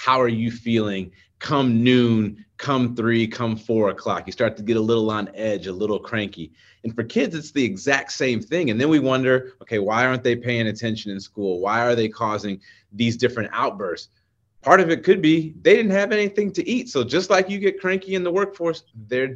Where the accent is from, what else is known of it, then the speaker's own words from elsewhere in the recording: Chicago, Illinois, United States; Chicago is home. This is where I was born. This is where I was raised